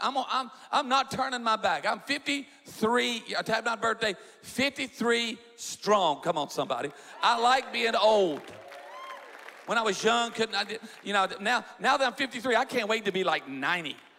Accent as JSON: {"language": "English", "region": "South Louisiana", "country": "United States", "said": "I'm from South Louisiana"}